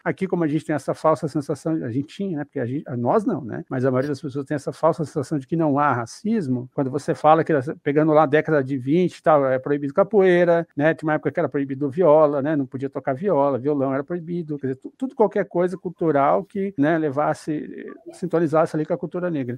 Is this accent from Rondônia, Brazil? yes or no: no; Paraná, Brazil; now in São Paulo, Brazil; eu sou do Paraná, moro em São Paulo